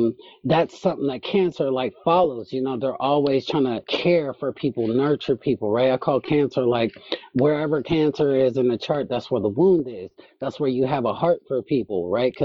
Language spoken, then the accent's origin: English; United States; I'm American